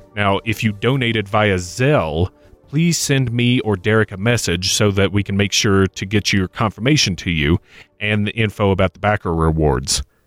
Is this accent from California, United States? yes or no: no; Kentucky, United States; born or raised there